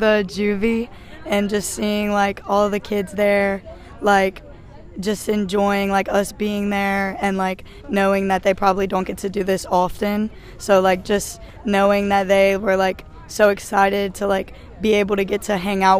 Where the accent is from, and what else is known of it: Louisiana, United States